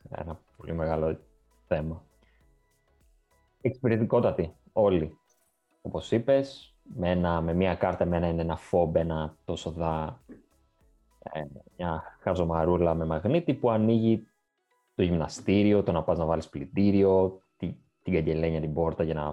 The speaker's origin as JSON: {"language": "Greek", "country": "Greece", "said": "Και το λέω αυτό γιατί σαν Έλληνες είμαστε λίγο. Ε, είναι ξένο αυτό προς εμάς."}